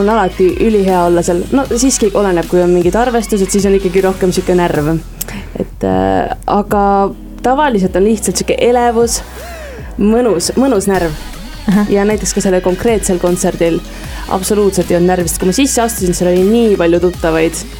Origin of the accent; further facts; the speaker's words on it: Viljandi, Viljandi County, Estonia; Viljandist tulen ju.